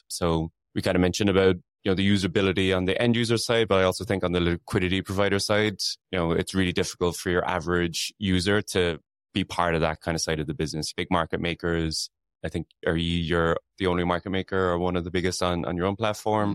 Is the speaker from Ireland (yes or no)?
yes; Ireland; now in London, United Kingdom; I'm Irish, so we say soccer as well